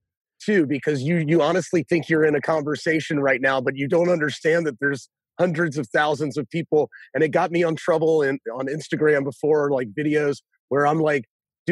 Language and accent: English; Hilton Head Island, South Carolina, United States; now in Charleston, United States; I'm from Hilton Head Island, which is 2 hours south of here. And it's like this beautiful, like, little golf course laden resort town. And my mom would like open up the back door in the summertime and I'd ride my bike